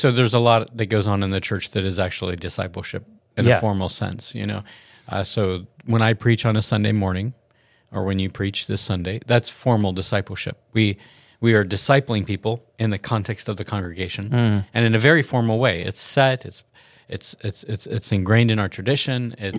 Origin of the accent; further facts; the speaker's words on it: the South, United States; Yeah, so I'm from the South, and so that's why I know that.